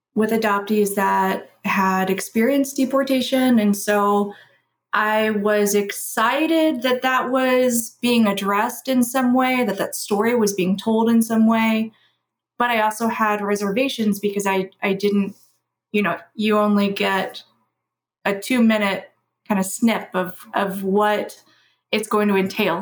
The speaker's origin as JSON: {"language": "English", "town": "Louisville", "region": "Kentucky", "country": "United States", "tie": "born or raised there", "said": "I was raised in Louisville, Kentucky, which is where I currently reside."}